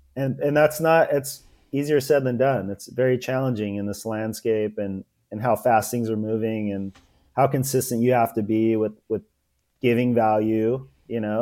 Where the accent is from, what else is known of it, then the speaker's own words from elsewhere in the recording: Los Angeles, California, United States; also born or lived in Port Hueneme, California; I was born in Venice, California